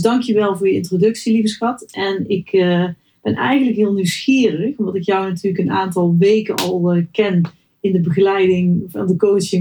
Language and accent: Dutch; North Brabant, Netherlands; moved away as an adult; now in Helmond, Netherlands; Ik ben geboren in West-Brabant